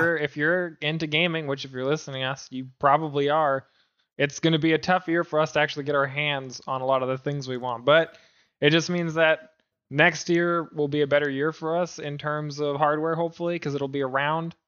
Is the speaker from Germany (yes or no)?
no; Canada; I'm Canadian